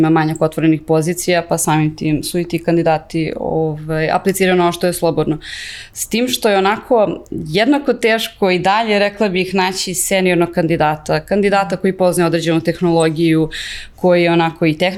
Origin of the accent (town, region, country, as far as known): Serbia